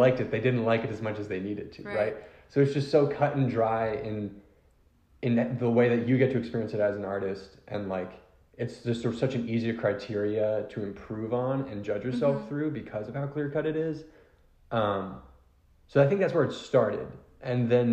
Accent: Philadelphia, Pennsylvania, United States; I'm from Philly. It's a very big sports town

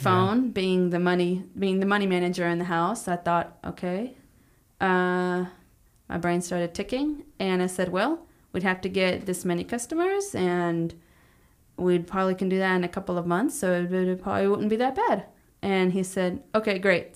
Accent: Palestine, Texas, United States; also born or lived in Houston, Texas; now in Tyler, United States; I grew up in Palestine for twenty-seven years.

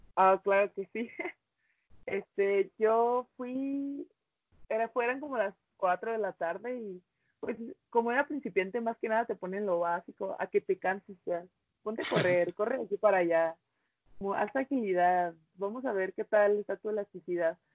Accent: Cuauhtémoc, Chihuahua, Mexico; also born or lived in United States; yo me vine a Cuauhtémoc con mi abuela y pues como quien dice mi abuela fue quien me crió

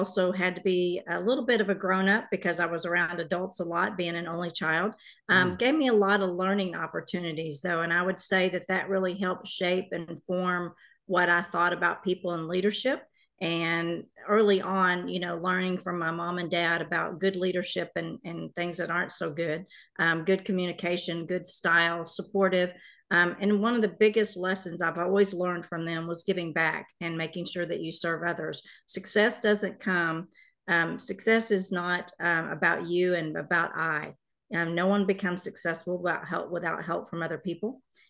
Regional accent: Carrollton, Texas, United States; So I grew up in the Carrollton area here in the Metroplex.

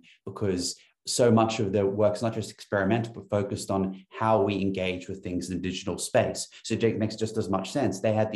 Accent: Newcastle, New South Wales, Australia; now in Sydney, Australia; I'm from Newcastle.

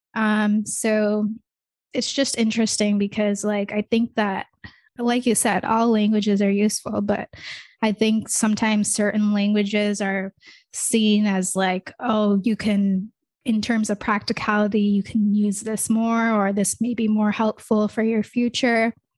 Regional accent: United States; also born or lived in Michigan; I don't really have, like, an Indian accent 'cause I grew up in America

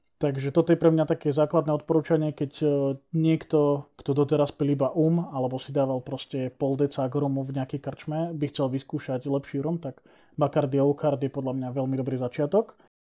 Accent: Liptov, Žilina Region, Slovakia; u nás na Liptove

